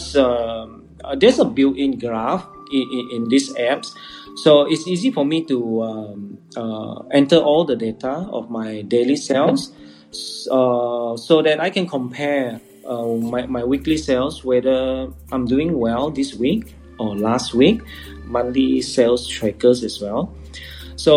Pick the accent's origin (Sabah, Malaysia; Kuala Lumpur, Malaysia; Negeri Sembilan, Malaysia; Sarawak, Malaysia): Sarawak, Malaysia; I am from Sarawak